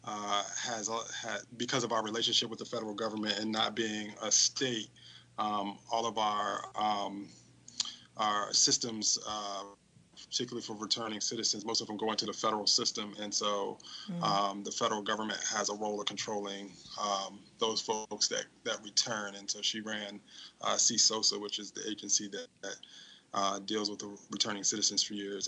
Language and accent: English; Washington, District of Columbia, United States; also born or lived in West Virginia; born and raised in Washington, D.C.